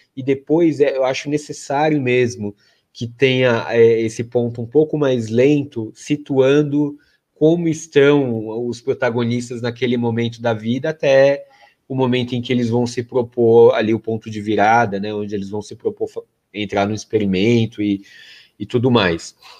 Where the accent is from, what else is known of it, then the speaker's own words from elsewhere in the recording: Brazil; Eu sou brasileiro, é, com muito orgulho, com muito amor